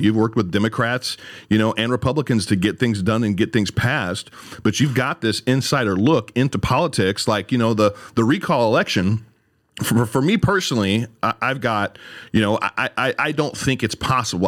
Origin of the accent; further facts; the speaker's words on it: Redding, California, United States; moved away as an adult; I'm in the beautiful city of Redding, my hometown, Redding, California